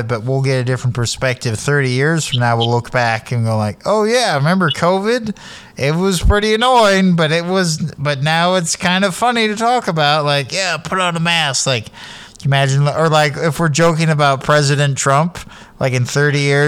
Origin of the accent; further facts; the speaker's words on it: Sacramento, California, United States; moved away as an adult; now in Eugene, United States; I'm from Sacramento in the 90s, early 2000s